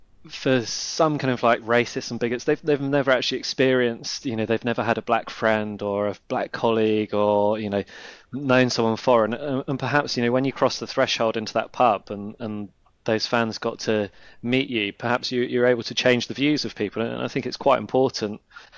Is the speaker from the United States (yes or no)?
no; West Country, South West England, United Kingdom; Used to go and watch Bristol Rovers and Bath City, like I grew up in the West Country.